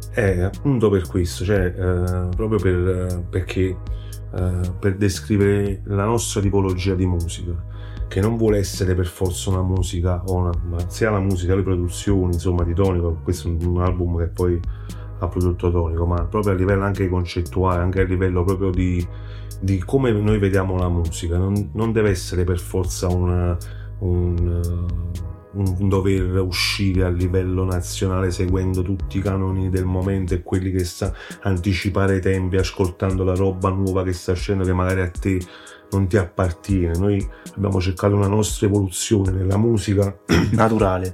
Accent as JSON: {"language": "Italian", "town": "Salerno", "region": "Campania", "country": "Italy", "accent": "Salernitano", "said": "se senti il nostro dialetto è salernitano puro"}